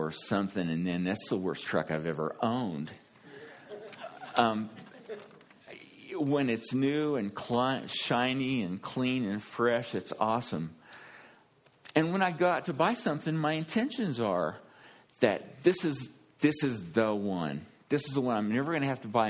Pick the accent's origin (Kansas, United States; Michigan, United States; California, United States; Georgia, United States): Kansas, United States; I'm from Kansas